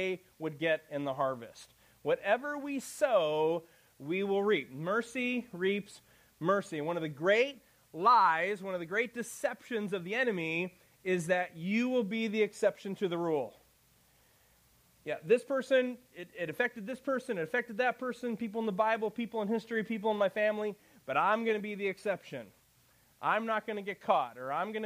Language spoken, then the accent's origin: English; Chicago, Illinois, United States; moved away; I'm from Chicago